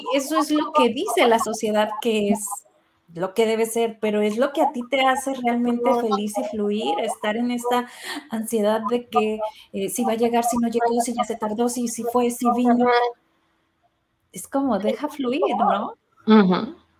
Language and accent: Spanish; Sinaloa, Mexico; de donde yo soy, eh, em, en Sinaloa, somos como familias muy tradicionales